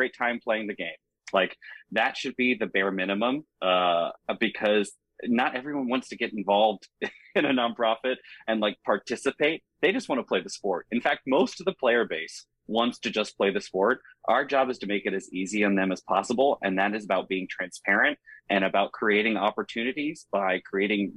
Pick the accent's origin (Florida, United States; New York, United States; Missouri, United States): Florida, United States; I'm from Florida.